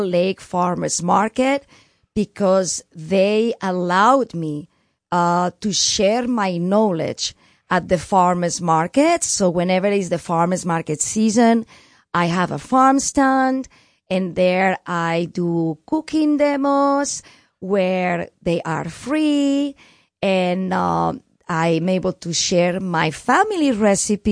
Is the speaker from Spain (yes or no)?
yes; Barcelona, Catalonia, Spain; moved away; I'm from Barcelona, which is Catalonia